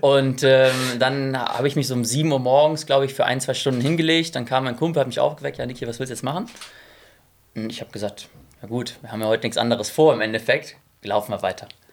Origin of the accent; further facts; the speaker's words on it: Essen, North Rhine-Westphalia, Germany; moved away as an adult; also born or lived in Munich / Frankfurt; ich komme aus Essen ursprünglich, habe lange Jahre dort gelebt, bin dort aufgewachsen.